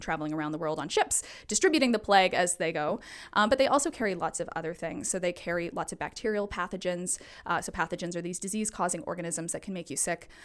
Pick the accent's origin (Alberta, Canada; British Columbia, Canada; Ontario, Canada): Alberta, Canada; now in Vancouver, Canada; I'm originally from Alberta